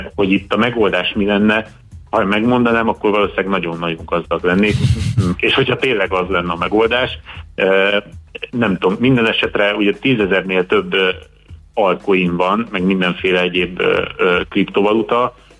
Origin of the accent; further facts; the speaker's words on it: Hungary; magyar vagyok